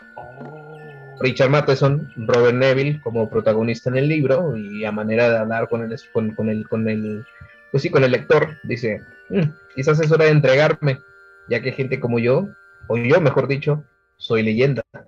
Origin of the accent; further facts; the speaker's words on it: Ciudad Juárez, Chihuahua, Mexico; aquí como juarense, como buen chihuahuense